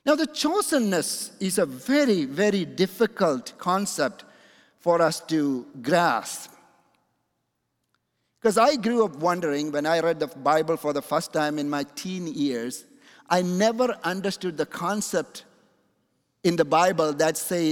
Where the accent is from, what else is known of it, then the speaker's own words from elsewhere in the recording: Kochi, Kerala, India; the place where I'm coming from in my hometown in India is called Kochi